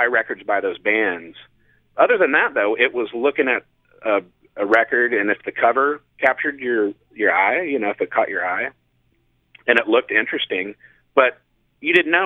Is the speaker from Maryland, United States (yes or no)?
no; Kansas City, Missouri, United States; now in San Diego, United States; growing up in Kansas City, there was a place called Rock Therapy